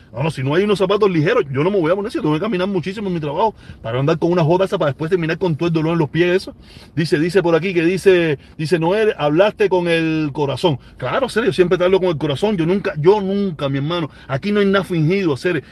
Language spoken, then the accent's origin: Spanish; Cuba